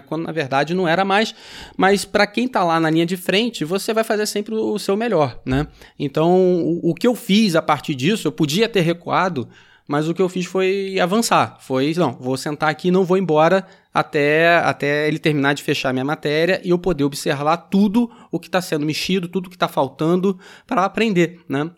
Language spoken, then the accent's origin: Portuguese; São Gonçalo, Rio de Janeiro, Brazil; also born or lived in Niterói; Eu sou de São Gonçalo, estudei em Niterói